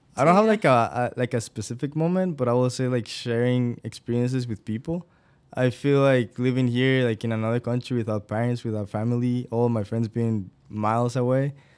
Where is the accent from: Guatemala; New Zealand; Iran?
Guatemala; moved away as an adult; now in Iowa, United States; I'm originally from Guatemala